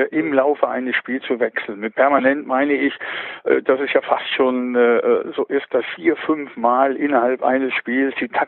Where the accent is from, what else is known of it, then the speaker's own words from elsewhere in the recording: Krefeld, North Rhine-Westphalia, Germany; Die Fortuna habe ich hier aus meinem Heimatort